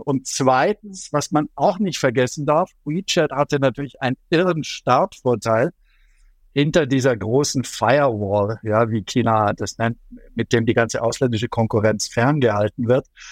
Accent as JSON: {"language": "German", "area": "Allgäu, near Neuschwanstein Castle", "region": "Bavaria", "country": "Germany", "said": "Ich komme aus dem Allgäu, aus der Nähe von Schloss Neuschwanstein."}